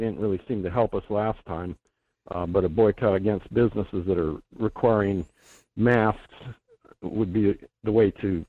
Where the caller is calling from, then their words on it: Delta Junction, Alaska, United States; This is … from Delta Junction.